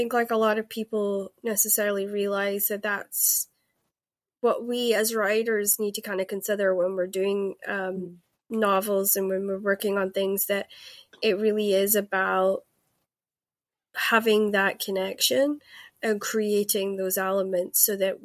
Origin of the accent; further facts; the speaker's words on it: Scotland, United Kingdom; also born or lived in Los Angeles, United States; I am Scottish, but I spent some time